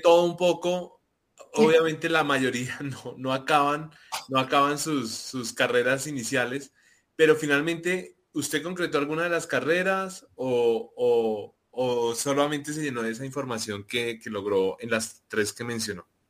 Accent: Soacha, Cundinamarca, Colombia; venimos del mismo pueblo en Colombia, que es al, al, sureste de la capital

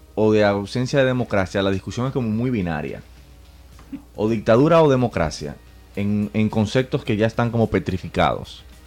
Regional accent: Santo Domingo, Distrito Nacional, Dominican Republic; nací y me crié en Santo Domingo

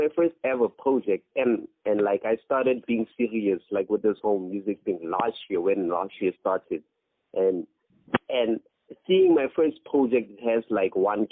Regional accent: Free State, South Africa; now in Kimberley, South Africa; I'm from Free State

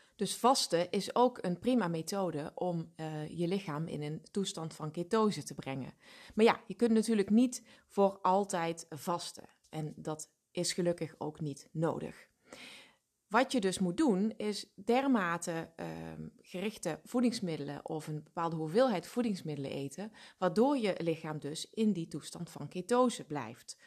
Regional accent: Limburg, Netherlands; Ik kom natuurlijk uit Limburg

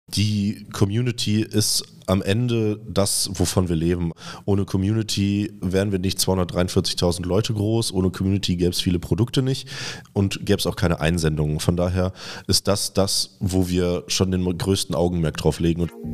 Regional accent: Cologne, North Rhine-Westphalia, Germany; also born or lived in Vienna; wir sind beide gebürtige Kölner und sind hier zusammen aufgewachsen

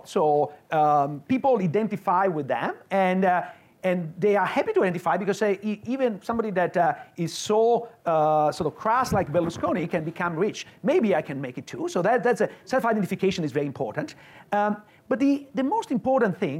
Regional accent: Veneto, Italy; moved away as an adult; now in Illinois, United States; I grew up in Veneto, which is not far from Austria and Slovenia.

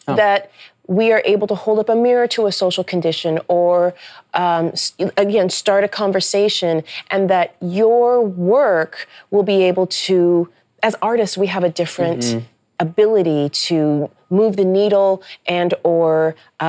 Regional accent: Nebraska, United States; also born or lived in Memphis, Tennessee; I grew up in Nebraska

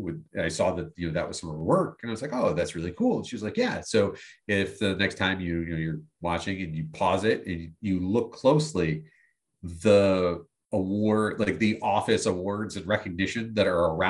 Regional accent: Western New York, United States; I'm a white guy … I really like the Sabres. I'm from Western New York. There's a billion of me.

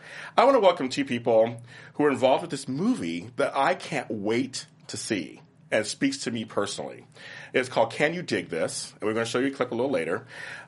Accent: Los Angeles, California, United States; I grew up in South Central. I currently live there. I'm back there again

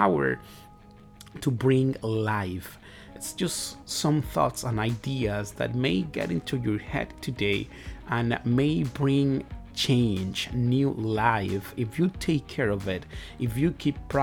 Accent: Dominican Republic; first language Spanish; English is a second language; moved away as an adult; now in United States; I am from the Dominican Republic. I was born over there. I was raised over there, and my family as well

